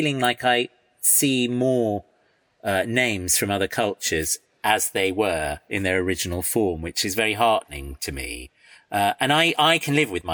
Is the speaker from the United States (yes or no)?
no; United Kingdom; also born or lived in Iran; But I've lived here all my life